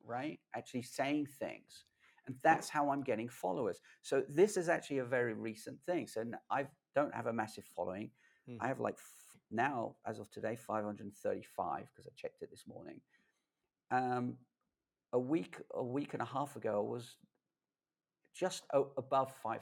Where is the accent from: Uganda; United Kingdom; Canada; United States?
United Kingdom; London; I grew up in London